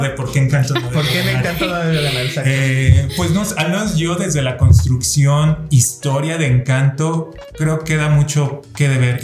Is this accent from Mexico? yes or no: yes; Mexico; aquí en México tenemos los Arieles